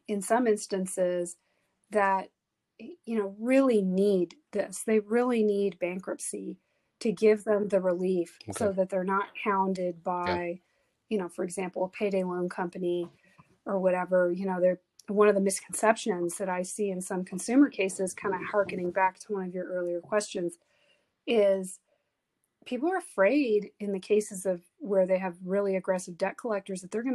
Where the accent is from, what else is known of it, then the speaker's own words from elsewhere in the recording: South Texas, United States; also born or lived in Houston, Texas; I was raised in South Texas from the time I was seven.